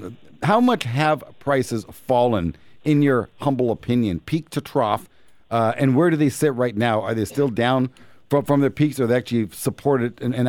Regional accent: Canada; As a Canadian, if you're afraid of risk, if you're afraid of the world coming to an end, buy the U.S. dollar.

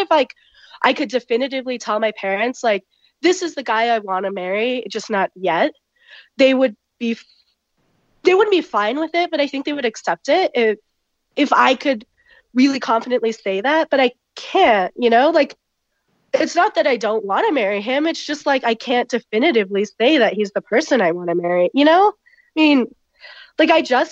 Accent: United States; I'm of Indian background, though I was born in the U.S. and brought up here.

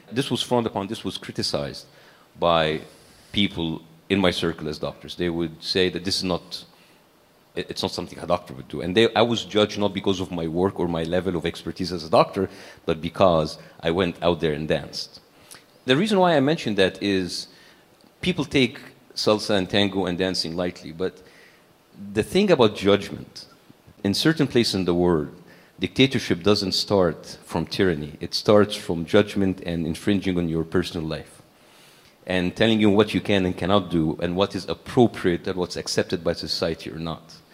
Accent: Cairo, Cairo Governorate, Egypt; It, we were middle class, as I said, and, and we feel privileged according like to a country like Egypt, a developing country like Egypt.

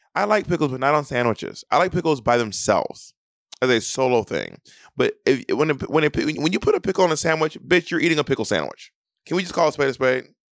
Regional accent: Atlanta, Georgia, United States; moved away; I will be in Atlanta, Georgia, my hometown

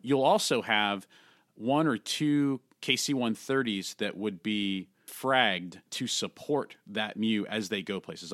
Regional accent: San Francisco Bay Area, California, United States; I grew up in the San Francisco Bay Area, just south of, uh, San Francisco, actually

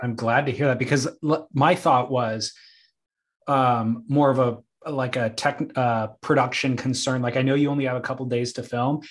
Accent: Southern California, United States; I'm from Southern California, a little suburb that people around the world have never heard of.

